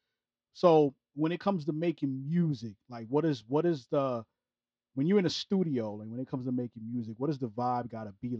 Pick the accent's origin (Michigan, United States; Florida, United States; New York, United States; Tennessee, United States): New York, United States; New York City; now in Delaware, United States; I'm originally from Brooklyn, New York